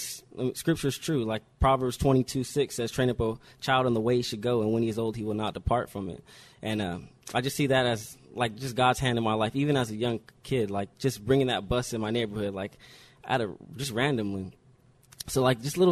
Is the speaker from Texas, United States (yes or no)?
no; Riverside, California, United States; also born or lived in New Jersey; I was born in New Jersey on the East Coast, and I moved to Riverside as a little baby